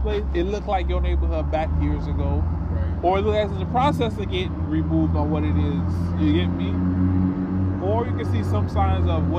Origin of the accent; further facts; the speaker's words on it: Miami, Florida, United States; moved away; growing up in Miami